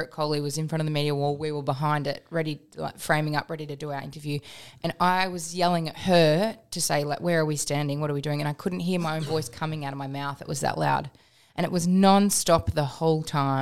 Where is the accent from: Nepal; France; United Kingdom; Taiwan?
United Kingdom; England; now in Melbourne, Australia; I was born in England